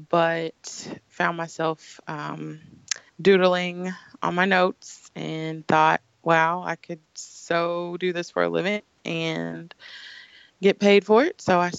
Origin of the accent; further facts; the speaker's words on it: Kansas City, Missouri, United States; Well, I'm from the best city in Missouri, Kansas City, Missouri.